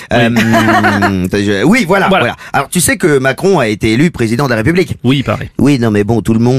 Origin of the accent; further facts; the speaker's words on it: Burgundy, Bourgogne-Franche-Comté, France; moved away; là d'où je viens, en Bourgogne. Ah, oui. parce que j'ai grandi en Bourgogne.